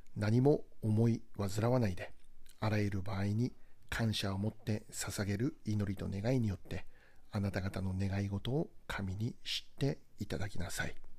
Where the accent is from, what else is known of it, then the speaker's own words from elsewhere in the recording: Hokkaido, Japan; moved away; 私は北海道出身で、えー、現在も